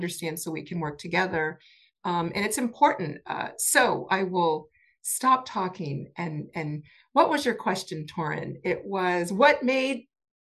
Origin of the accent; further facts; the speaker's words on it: New Orleans, Louisiana, United States; moved away; I'm a New Orleans girl and I love New Orleans. I love being in New Orleans. I love, you know, growing up in Louisiana